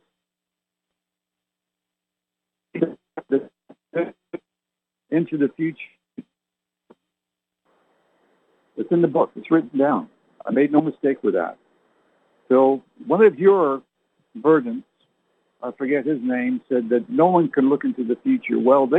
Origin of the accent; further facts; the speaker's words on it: Canada; born there; You know, my parents were English. But I never learned to speak like they did because I was born in Canada.